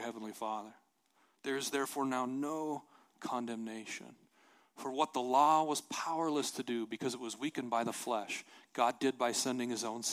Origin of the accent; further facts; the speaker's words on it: Montana, United States; I'm from Montana